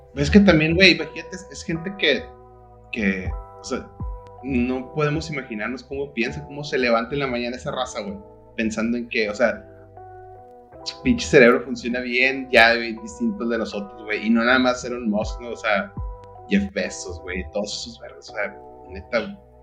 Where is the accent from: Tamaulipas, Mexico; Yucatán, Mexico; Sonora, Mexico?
Sonora, Mexico; moved away; also born or lived in Mexico City; yo como ex sonorense que vivía en el DF